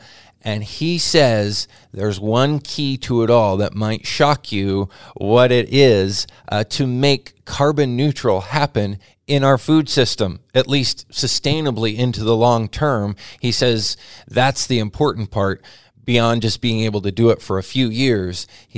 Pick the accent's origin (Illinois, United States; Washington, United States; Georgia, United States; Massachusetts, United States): Washington, United States; Lynden; based right in the town where I grew up in Linden